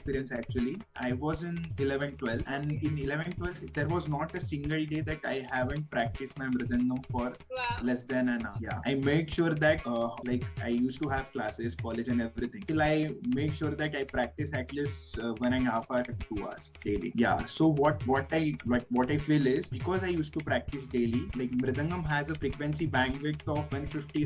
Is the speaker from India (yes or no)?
yes; Nagpur, Maharashtra, India; I'm from Nagpur